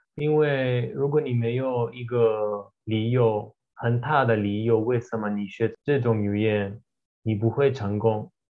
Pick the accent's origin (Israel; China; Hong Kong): Israel; first language Russian and Hebrew; Chinese is a second language; also born or lived in Taiwan; 我是以色列人